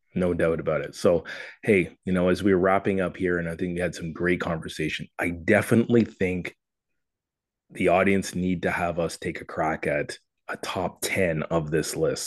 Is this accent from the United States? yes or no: no; Toronto, Ontario, Canada; my hometown of Toronto